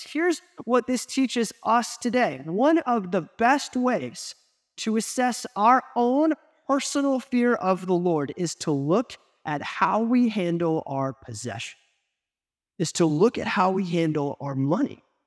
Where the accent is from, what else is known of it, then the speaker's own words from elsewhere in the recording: United States; as an American, we live in this individualistic culture